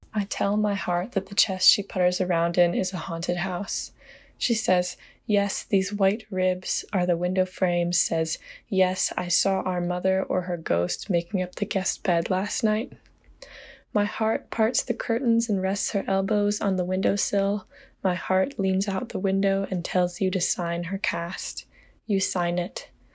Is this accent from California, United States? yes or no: no; Laurinburg, North Carolina, United States; I'm a poet from Laurinburg, North Carolina